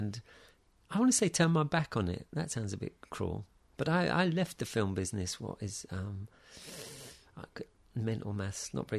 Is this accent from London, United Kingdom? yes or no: no; Taplow, South East England, United Kingdom; In Taplow, near Maidenhead.